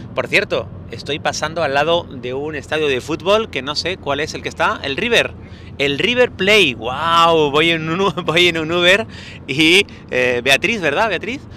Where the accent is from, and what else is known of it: Spain